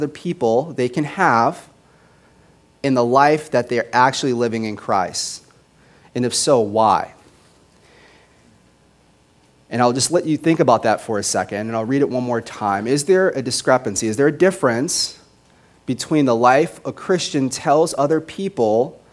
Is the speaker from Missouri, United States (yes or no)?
no; Las Vegas, Nevada, United States; moved away; I grew up in Las Vegas